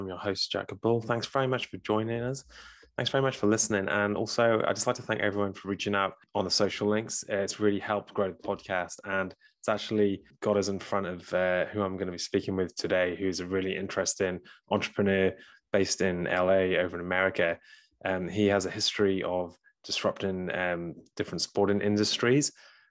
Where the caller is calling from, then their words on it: New Zealand; I'm calling you from New Zealand. So it's a bit far away from America